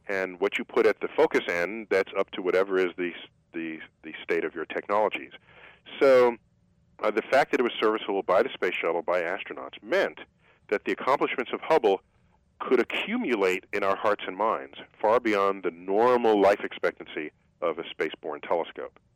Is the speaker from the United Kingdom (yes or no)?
no; New York City, New York, United States; I grew up in New York City